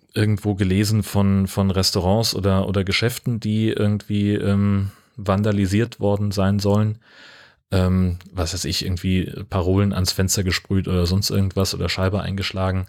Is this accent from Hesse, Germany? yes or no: yes; Hesse, Germany; moved away; ich bin auf dem Dorf groß geworden in Hessen